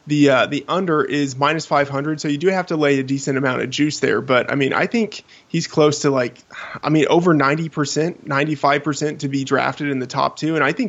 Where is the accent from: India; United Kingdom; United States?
United States; Texas; also born or lived in Boston / New Hampshire / Seattle / Colorado; now in Iowa, United States; Originally from Texas, spent some time in Boston for college, and have kind of lived a little bit all over New Hampshire, Seattle, Colorado, and now Iowa.